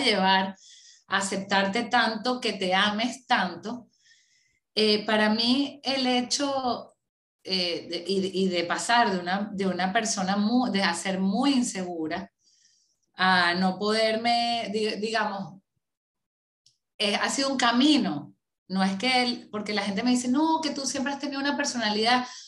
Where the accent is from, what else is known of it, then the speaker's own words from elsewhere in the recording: Venezuela; moved away as an adult; tocó como muchísimos venezolanos eh, salir a empezar desde cero en otro país